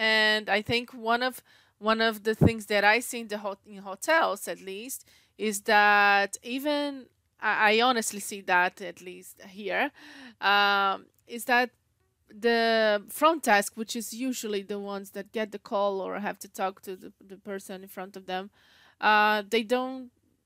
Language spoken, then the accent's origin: English; Brazil; we are from Brazil